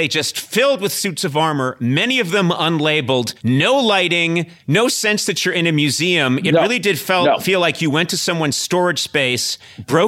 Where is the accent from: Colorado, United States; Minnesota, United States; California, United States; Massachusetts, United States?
Massachusetts, United States; Brookline; I grew up in Brookline, Mass.